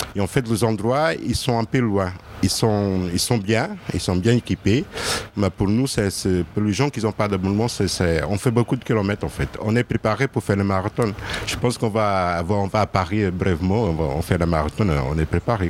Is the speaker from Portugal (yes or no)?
yes; Lisbon, Portugal; moved away as an adult; also born or lived in Burgundy; now in Lyon, France; je suis né à Lisbonne. Euh, ça fait dix ans que je suis à Lyon.